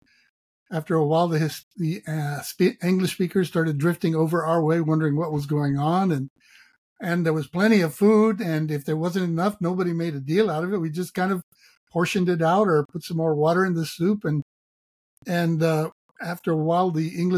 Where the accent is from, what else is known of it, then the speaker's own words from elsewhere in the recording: Laredo, Texas, United States; I was raised in Laredo